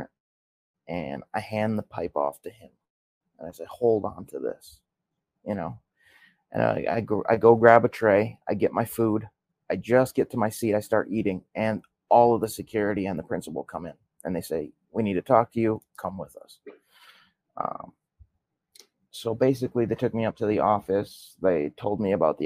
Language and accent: English; Milwaukee, Wisconsin, United States; I was born in Milwaukee, Wisconsin. And I was born in 92. So I'm 30 years old right now. I lived in Milwaukee with both of my parents till the mid 2000s